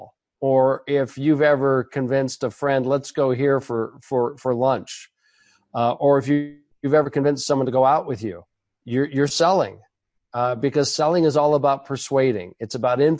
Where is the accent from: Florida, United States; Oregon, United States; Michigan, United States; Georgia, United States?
Oregon, United States; Portland; also born or lived in Los Angeles; I was born and raised in Portland